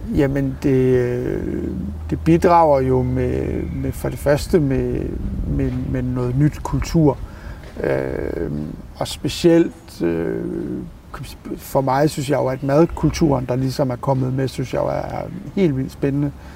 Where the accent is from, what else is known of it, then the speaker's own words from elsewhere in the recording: Skanderborg, Central Denmark Region, Denmark; moved away as an adult; now in Copenhagen, Denmark; nu er jeg tilflytter fra Jylland, og ikke noget, noget ondt om, om, jeg er fra Skanderborg